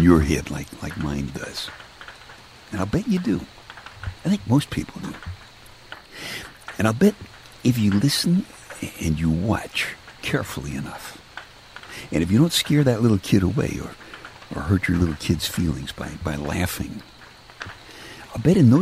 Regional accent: New York City, New York, United States; I'm from Brooklyn, and weather doesn't really mean very much most of the time in Brooklyn

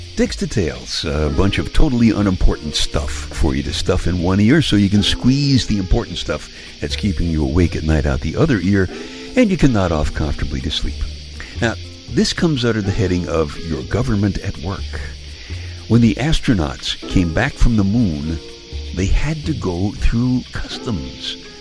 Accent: New York City, New York, United States; moved away; Now, I'm from Brooklyn. I grew up in Brooklyn

